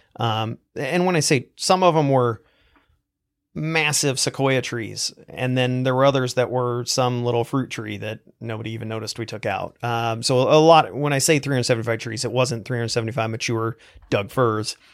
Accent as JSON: {"language": "English", "region": "Eastern Oregon", "country": "United States", "tie": "born or raised there", "said": "I grew up in Eastern Oregon in a very small town"}